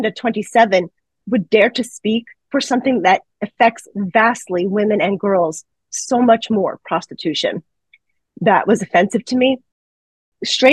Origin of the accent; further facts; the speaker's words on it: New York City, New York, United States; I grew up in the New York City area